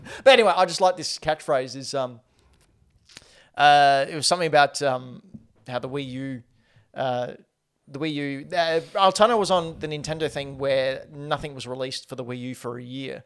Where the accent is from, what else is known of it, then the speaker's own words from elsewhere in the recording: Australia; accent: Australian; my Australian accent